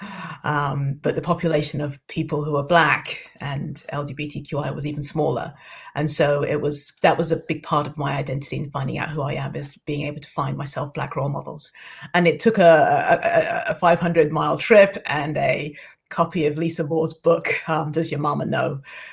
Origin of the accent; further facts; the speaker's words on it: London, United Kingdom; moved away as an adult; now in Dundee, United Kingdom; I am a Londoner, proud, born and bred